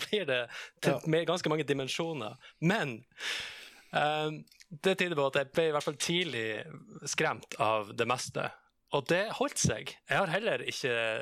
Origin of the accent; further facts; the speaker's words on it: Troms, Norway; accent: Midt-Troms dialect; du hører jo min dialekt. Uh, eneste forskjellen på den dialekta som er fra Midt-Troms